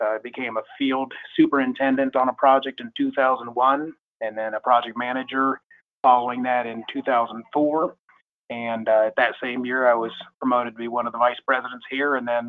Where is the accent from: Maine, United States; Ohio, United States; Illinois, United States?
Ohio, United States; Dublin; moved away as an adult; also born or lived in Ann Arbor, Michigan; now in Kentucky, United States; I was born or raised, rather, most of my life in Ohio. My parents moved me to Columbus, Ohio at age four, where I lived in Dublin, Ohio, which at that time was still fairly small and rural area.